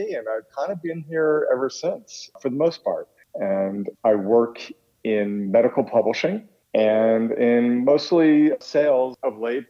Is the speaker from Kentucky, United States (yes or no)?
no; Middletown, New Jersey, United States; moved away as an adult; also born or lived in Red Bank, New Jersey / Easton, Pennsylvania; now in Washington, D.C., United States; And I was born in Red Bank, New Jersey, and grew up in the town next door, Middletown, and down the shore, as we say, in Jersey. So it's in the heart of … country.